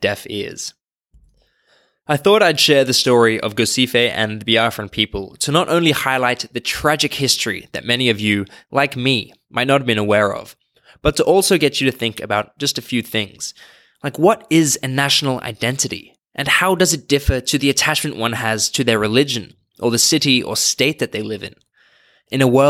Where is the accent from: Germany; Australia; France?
Australia; I'm from Australia